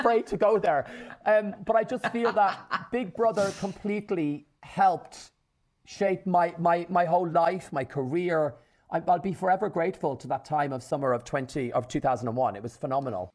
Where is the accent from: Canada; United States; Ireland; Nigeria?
Ireland; my mum, my dad, and my six sisters in rural Ireland, an hour from Dublin in the country